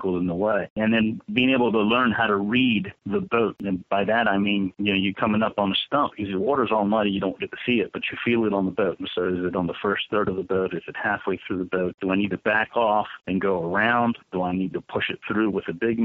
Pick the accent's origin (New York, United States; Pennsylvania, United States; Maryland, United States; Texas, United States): Maryland, United States; Ocean City; I grew up here in Ocean City